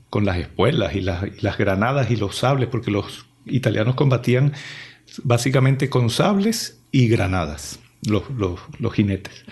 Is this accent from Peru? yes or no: no; Venezuela; moved away as an adult; also born or lived in Italy; mi país, Venezuela, me envió en misión de estudios eh, al extranjero